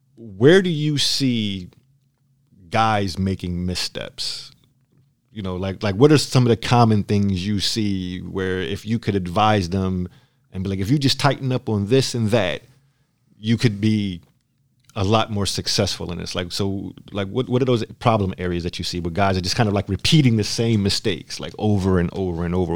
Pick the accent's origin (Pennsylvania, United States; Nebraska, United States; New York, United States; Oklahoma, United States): Pennsylvania, United States; Philadelphia; now in San Diego, United States; I'm from Philadelphia.